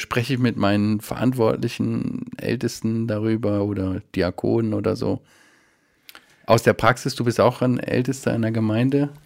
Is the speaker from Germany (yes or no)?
yes; Germany; wir Deutschen